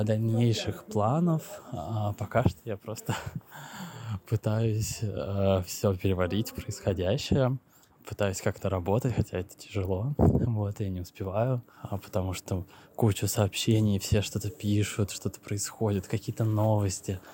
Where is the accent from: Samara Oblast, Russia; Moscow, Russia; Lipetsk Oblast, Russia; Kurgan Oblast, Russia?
Moscow, Russia; moved away as an adult; now in Istanbul, Turkey; я из Москвы